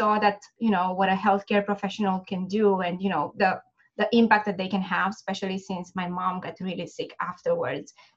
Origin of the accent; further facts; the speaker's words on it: Romania; moved away as an adult; now in United States; I'm originally from Romania, and I finished my dental school in Bucharest